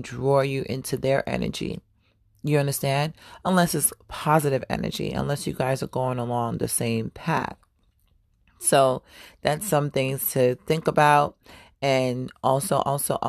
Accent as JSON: {"language": "English", "town": "New York City", "region": "New York", "country": "United States", "tie": "born or raised there", "also_born_or_lived": "Florida / Atlanta, Georgia", "moved": "yes", "said": "I was born in Harlem. I'm a Harlem baby, but I claim Brooklyn and I claim the South as well"}